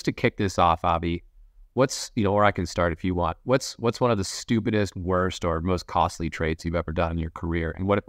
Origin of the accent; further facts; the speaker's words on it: United States; now in London, United Kingdom; I'm American, living in London